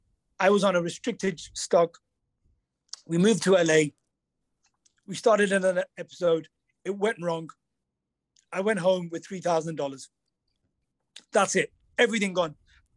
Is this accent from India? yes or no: yes; India; When somebody asks me who I am, where I'm from India.